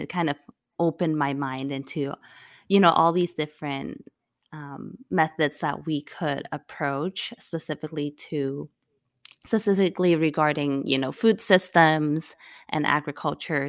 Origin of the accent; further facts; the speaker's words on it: Hong Kong; now in United States; growing up in Hong Kong, like, we could speak English and everything, but coming to the United States